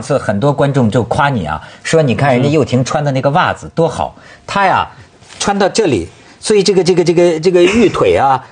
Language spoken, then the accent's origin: Chinese; China; 我们大陆人